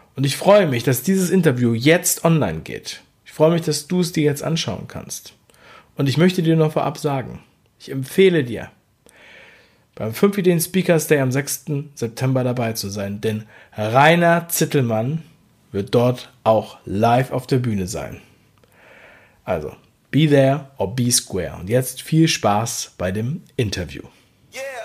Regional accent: Berlin, Germany; moved away; also born or lived in Hamburg; ich bin aus Ostberlin

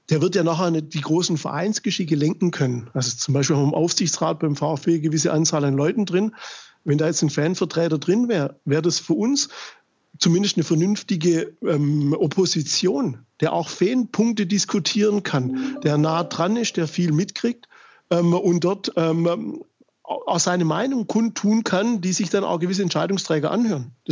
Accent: Germany; wir kommen aus Deutschland, im Land der Demokratie und Mitbestimmung

